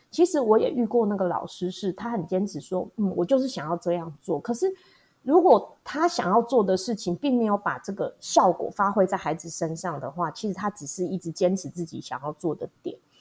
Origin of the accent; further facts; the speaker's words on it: Hualien County, Taiwan; also born or lived in Taipei; 我是土生土长的花莲人。那大学的时候呢，到台北去念书开了几年的眼界，然后又回到花莲比较南区的地方。在山区的小学待了十几年之后，现在服务的是农村的小学